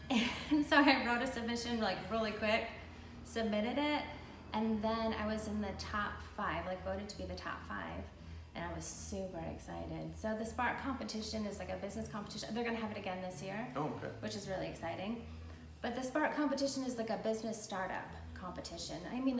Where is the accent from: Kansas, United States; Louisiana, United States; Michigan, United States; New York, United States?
Michigan, United States; Ludington; now in Manistee, United States; Okay, well, I'm originally from Ludington. I was born there. My parents had a motel across from the public beach there. And then they moved when I was like in middle school, like in the middle of the state